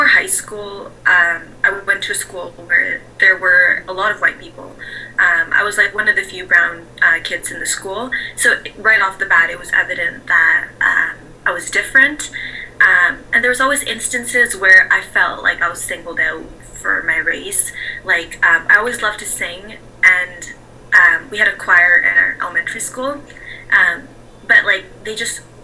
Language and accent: English; Vancouver, British Columbia, Canada; I was raised in Vancouver